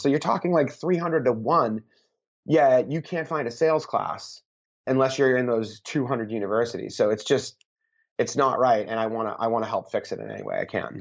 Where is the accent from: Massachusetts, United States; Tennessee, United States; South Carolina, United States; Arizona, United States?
Massachusetts, United States; Boston; I'm from Boston